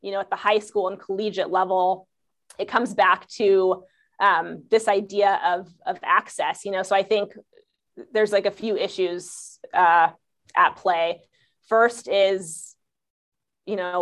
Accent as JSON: {"language": "English", "region": "Southern California", "country": "United States", "tie": "born or raised there", "said": "I grew up in Southern California"}